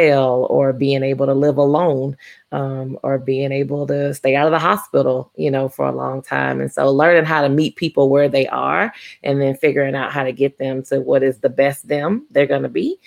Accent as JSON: {"language": "English", "town": "Baton Rouge", "region": "Louisiana", "country": "United States", "tie": "born or raised there", "moved": "as an adult", "lives_now": "Oklahoma, United States", "said": "I am born and raised in Baton Rouge, Louisiana."}